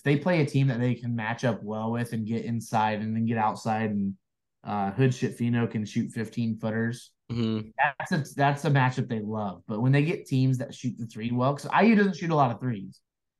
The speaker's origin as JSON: {"language": "English", "region": "Indiana", "country": "United States", "said": "we're from Indiana."}